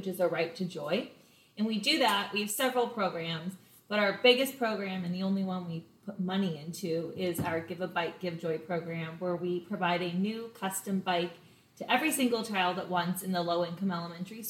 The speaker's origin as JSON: {"language": "English", "town": "Los Angeles", "region": "California", "country": "United States", "tie": "born or raised there", "also_born_or_lived": "Boulder, Colorado", "moved": "as an adult", "lives_now": "Charleston, United States", "said": "I'm from LA, California. I always like to say I'm a real live Valley girl. You don't ever meet a native California LA person, let alone from the actual Valley."}